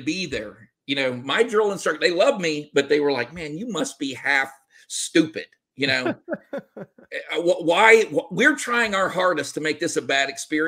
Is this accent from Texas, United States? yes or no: yes; Cut and Shoot, Texas, United States; moved away as an adult; also born or lived in Germany; I went back to Texas. I was raised in Cut and Shoot, Texas